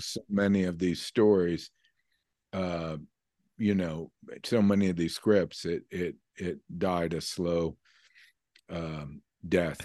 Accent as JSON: {"language": "English", "region": "New York", "country": "United States", "tie": "born or raised there", "also_born_or_lived": "California / Vermont", "moved": "as an adult", "said": "New York, I grew up in New York, and, um, though I lived out in California for, eh, about twenty years"}